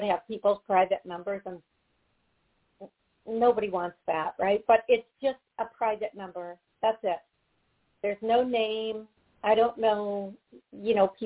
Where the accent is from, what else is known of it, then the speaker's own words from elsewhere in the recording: Midwest, United States; I'm from the Midwest, not South